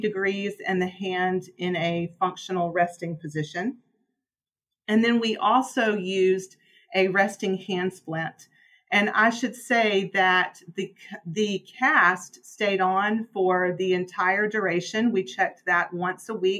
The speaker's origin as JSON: {"language": "English", "town": "Birmingham", "region": "Alabama", "country": "United States", "also_born_or_lived": "Virginia", "moved": "yes", "said": "I'm originally from Birmingham, Alabama"}